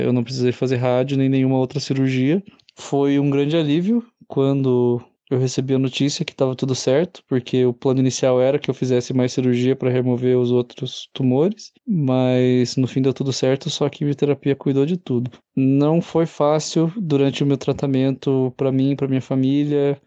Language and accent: Portuguese; Curitiba, Paraná, Brazil; sou de Curitiba